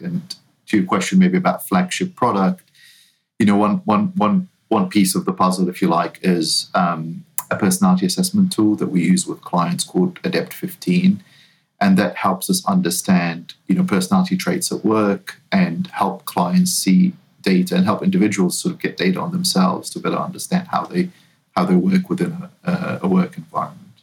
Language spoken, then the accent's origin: English; New Zealand; now in United States; I'm not originally from the US. I'm, uh, I grew up in New Zealand